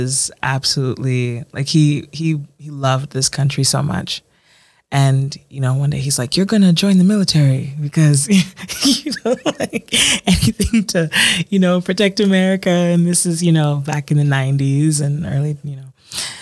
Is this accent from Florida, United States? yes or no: no; Baltimore, Maryland, United States; as a child growing up on the East Coast, as a first generation Ghanaian American